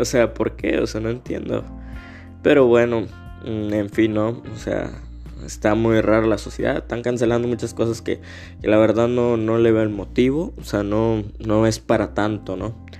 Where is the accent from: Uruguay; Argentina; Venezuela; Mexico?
Mexico; yo como mexicano